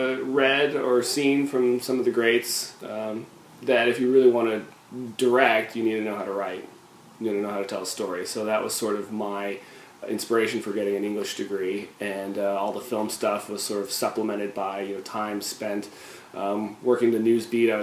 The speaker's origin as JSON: {"language": "English", "town": "Boise", "region": "Idaho", "country": "United States", "tie": "born or raised there", "also_born_or_lived": "Nevada", "said": "I am from Boise, Idaho"}